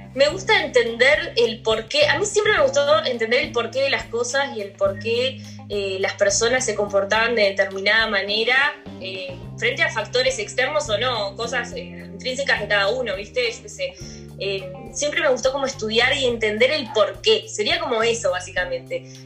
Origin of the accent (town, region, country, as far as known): Uruguay; also born or lived in Brazil